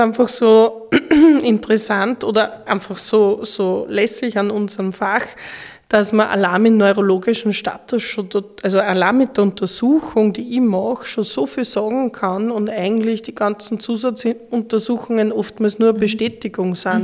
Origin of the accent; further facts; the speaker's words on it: Linz, Upper Austria, Austria; also born or lived in Graz; ich bin eine Oberösterreicherin, ja. eine Linzerin.